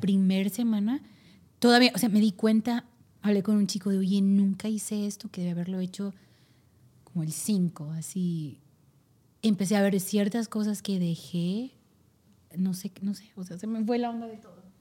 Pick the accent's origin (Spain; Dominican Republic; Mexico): Mexico; Si soy mexicano